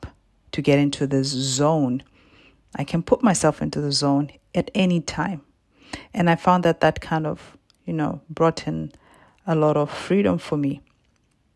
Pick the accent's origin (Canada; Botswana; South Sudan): Botswana; now in Perth, Australia; I was born and raised in Botswana in Southern Africa and currently live in Perth in Western Australia